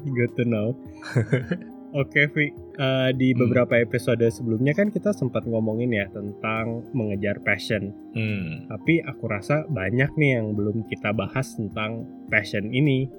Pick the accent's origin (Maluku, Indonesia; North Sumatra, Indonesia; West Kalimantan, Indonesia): West Kalimantan, Indonesia; Sanggau; moved away; aku balik-balik lagi ke Sanggau ya hmm. kota asalku